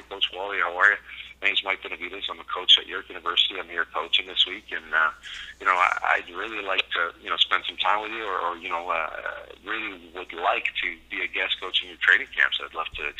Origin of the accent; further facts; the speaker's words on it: Canada; As a Canadian kid wanting to be a coach in the CFL